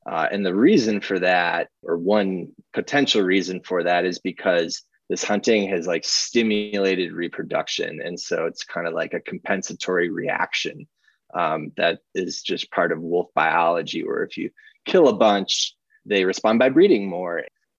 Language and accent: English; Minnesota, United States; moved away; I grew up in Minnesota where we always had wolves.